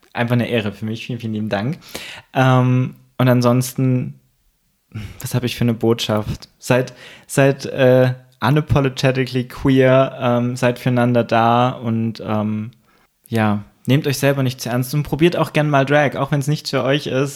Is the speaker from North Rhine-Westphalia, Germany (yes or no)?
no; Thuringia, Germany; now in Leipzig, Germany; ich komme ursprünglich aus der Gegend